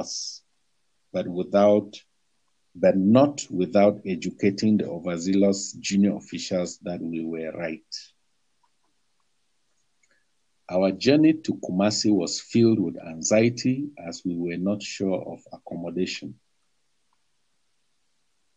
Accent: Cameroon; moved away as an adult

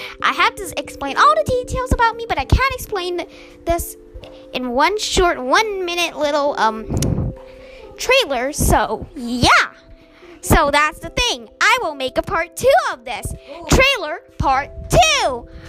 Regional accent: Singapore; also born or lived in Myanmar; I was born in Singapore, lived in Singapore. I'm from Myanmar

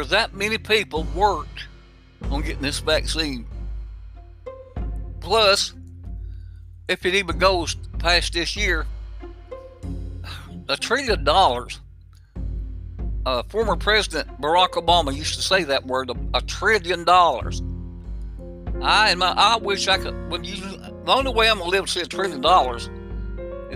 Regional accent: the South, United States; my neck of the woods in the South.

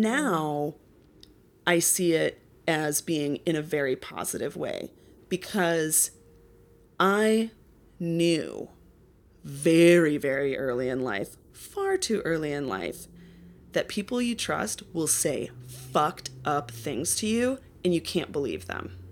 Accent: Minneapolis, Minnesota, United States; now in Los Angeles, United States; I grew up in Minneapolis suburbs

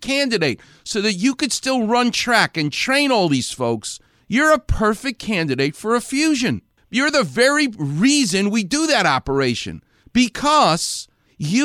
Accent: New York, United States; I grew up a Jewish guy in New York

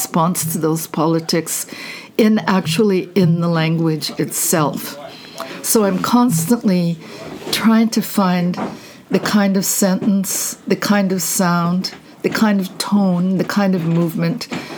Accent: Canada; moved away as an adult; also born or lived in New York; I'm a Canadian

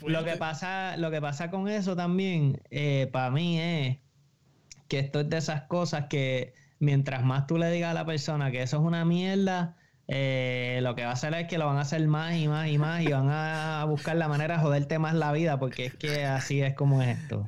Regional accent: Bayamón, Puerto Rico; soy de Bayamón también

